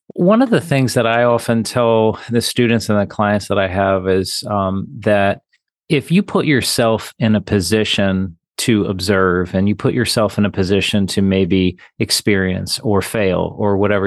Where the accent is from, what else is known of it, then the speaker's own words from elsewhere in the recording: Virginia, United States; also born or lived in Wayne County, Michigan; now in Michigan, United States; I'm from Virginia originally